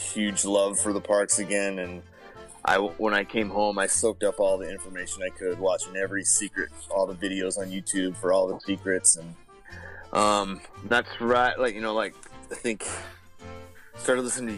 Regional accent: Salt Lake City, Utah, United States; I'm from Salt Lake City, Utah

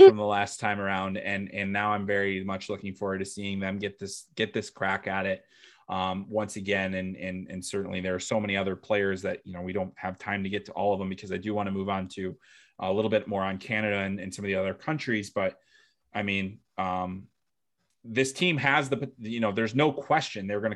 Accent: Chicago, Illinois, United States; where I grew up in Mount Greenwood in the south side of Chicago

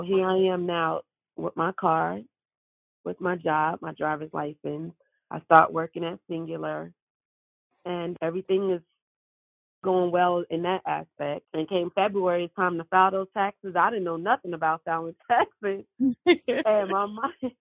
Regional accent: New York City, New York, United States; I was born and raised in Brooklyn, New York.

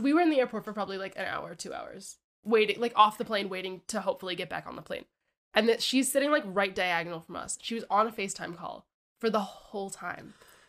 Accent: New York, United States; now in Canada; I'm from New York.

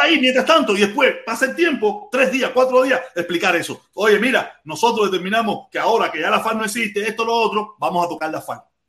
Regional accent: Cuba; somos cubanos

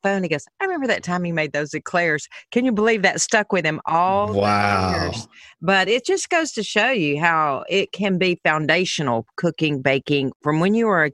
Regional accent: the South, United States; I'm from the South

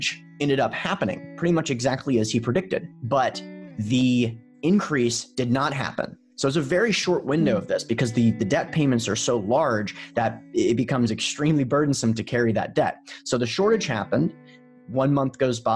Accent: Memphis, Tennessee, United States; I'm from Memphis, Tennessee

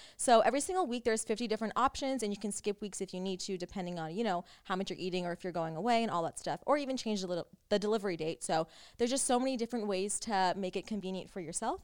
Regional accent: United States; accent: generic American; now in Los Angeles, United States; we grew up in America and our parents both, like, grew up in different places as well that when they came here, we kinda didn't adapt to either one of their accents. It was more just, like, generic

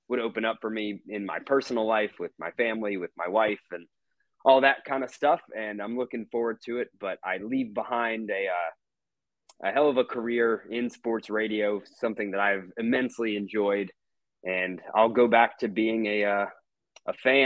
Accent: Atlanta, Georgia, United States; moved away as an adult; also born or lived in Mississippi; coming back home to my hometown here in Atlanta

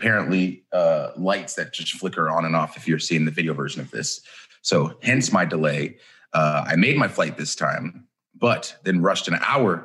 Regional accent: Georgia, United States; growing up in Georgia

